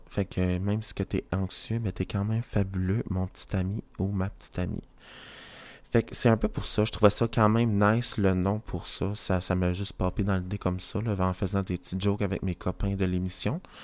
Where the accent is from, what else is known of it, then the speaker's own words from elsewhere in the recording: New Brunswick, Canada; je viens du Nouveau-Brunswick, la province à côté du Québec